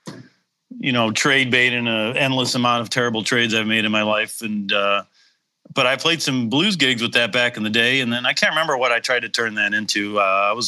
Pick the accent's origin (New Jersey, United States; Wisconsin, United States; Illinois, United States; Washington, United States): Wisconsin, United States; Madison; I lived in Madison, my hometown